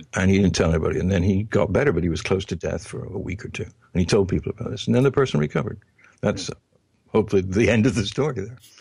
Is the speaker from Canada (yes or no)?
no; England, United Kingdom; When I was growing up in England